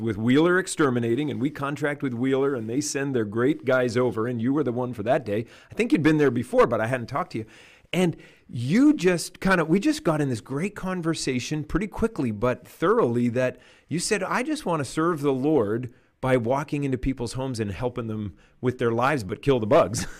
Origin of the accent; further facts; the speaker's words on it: Canada; I'm a Canadian and we grew up in canoes